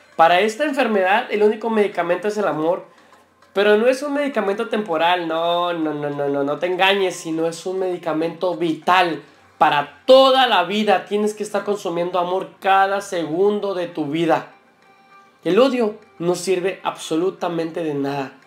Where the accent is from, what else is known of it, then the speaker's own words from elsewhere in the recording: Mexico; Como los mexicanos decimos